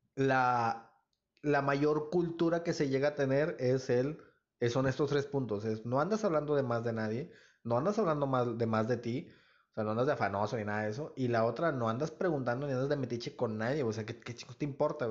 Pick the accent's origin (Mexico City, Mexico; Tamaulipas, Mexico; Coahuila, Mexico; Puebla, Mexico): Tamaulipas, Mexico; Nuevo Laredo; moved away as an adult; yo no vivo en Nuevo Laredo, pero pues yo nunca pues como, bueno, nunca he negado mi, pues de, dónde vengo, ¿no? ¿Dónde nací?